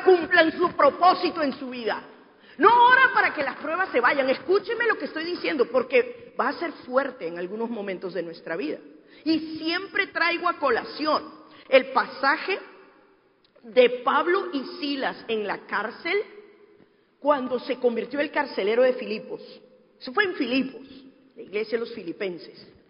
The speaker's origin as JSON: {"language": "Spanish", "country": "Peru", "moved": "yes", "said": "mi tierra, en el Perú"}